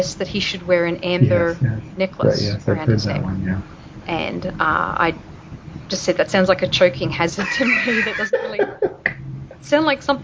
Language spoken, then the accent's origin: English; Australia; moved away as an adult; also born or lived in California; now in Denver, United States; I'm an Aussie, I'm Australian, and I've lived in the States. This is my 13th year now.